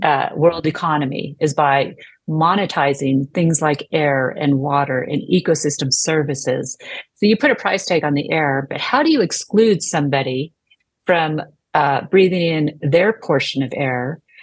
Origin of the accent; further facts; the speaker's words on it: United States; as an American